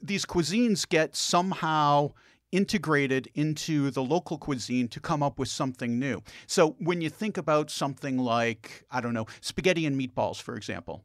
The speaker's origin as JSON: {"language": "English", "country": "United States", "said": "as an American"}